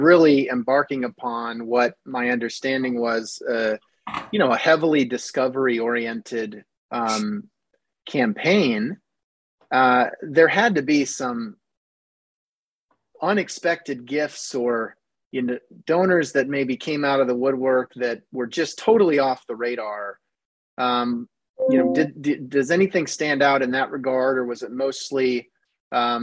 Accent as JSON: {"language": "English", "region": "Iowa", "country": "United States", "tie": "born or raised there", "said": "I grew up in Iowa"}